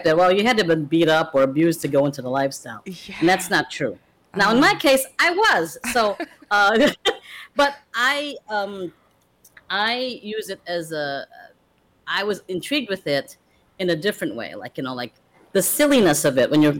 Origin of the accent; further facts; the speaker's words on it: Chicago, Illinois, United States; also born or lived in Philippines; I pretty much grew up in Chicago most of my life. My family emigrated here, and I came here very young. I was like 8, and emigrated to the U.S.